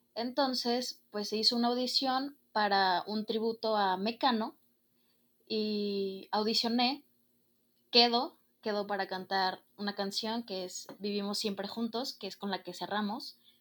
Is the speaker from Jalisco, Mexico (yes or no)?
yes; Guadalajara, Jalisco, Mexico; soy de aquí, de Guadalajara, Jalisco